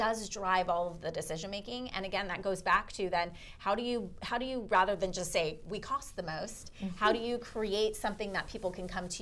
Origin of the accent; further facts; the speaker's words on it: Orange County, California, United States; I'm from Orange County, so in Newport